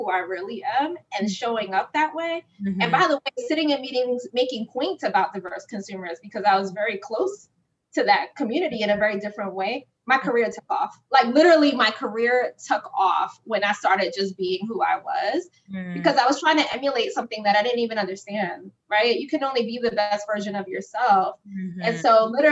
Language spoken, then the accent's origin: English; New York City, New York, United States; where I came from the Bronx